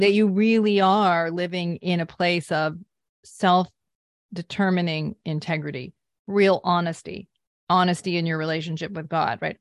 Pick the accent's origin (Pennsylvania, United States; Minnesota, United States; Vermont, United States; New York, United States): Vermont, United States; I grew up in Vermont